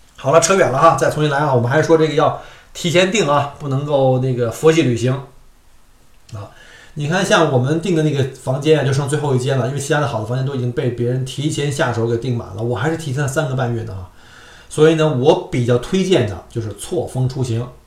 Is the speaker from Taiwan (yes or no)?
no; Beijing, China; moved away; 我们在小时候在北京的那个天文馆